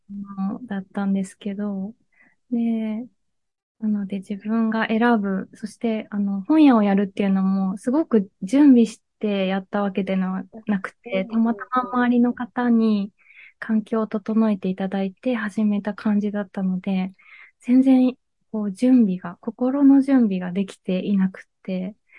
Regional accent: Miyazaki, Japan; moved away as an adult; also born or lived in Fukuoka / Kitakyushu; 私は出身が宮崎県なんですけど

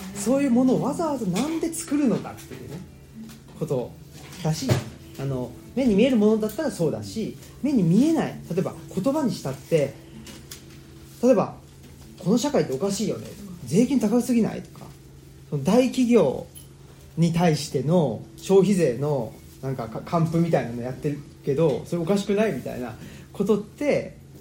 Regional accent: Urawa, Saitama, Japan; moved away as an adult; also born or lived in Kansai; now in Higashiyoshino, Japan; 埼玉県浦和市というところで生まれ育ちまして

